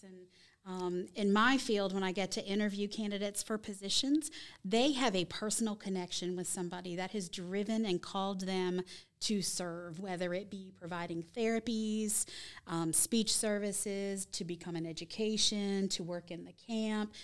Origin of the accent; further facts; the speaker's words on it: Virginia, United States; also born or lived in Charlotte, North Carolina; now in Gaston County, United States; I'm originally from Virginia, and I was a city mouse